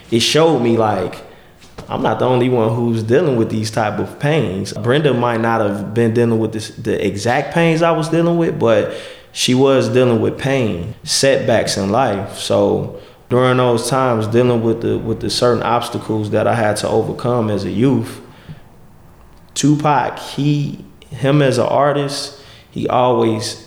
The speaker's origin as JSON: {"language": "English", "town": "Chicago", "region": "Illinois", "country": "United States", "tie": "born or raised there", "said": "I grew up on Van Buren and Cicero. That's where I was born and raised"}